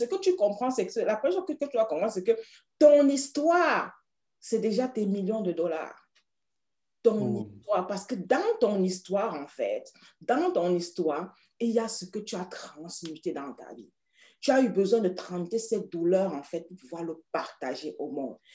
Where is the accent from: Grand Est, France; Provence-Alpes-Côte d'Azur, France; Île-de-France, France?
Île-de-France, France; Paris; now in United Kingdom; Mon village, c'est Paris